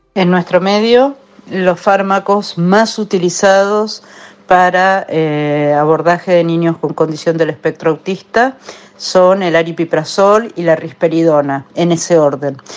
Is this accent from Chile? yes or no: no; Argentina; mi país y en mi ciudad